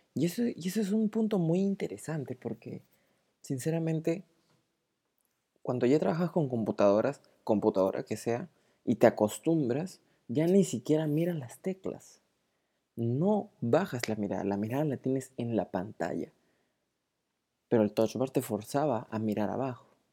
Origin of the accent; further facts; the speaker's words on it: Peru; also born or lived in Lima; soy de Perú, y vivo en Lima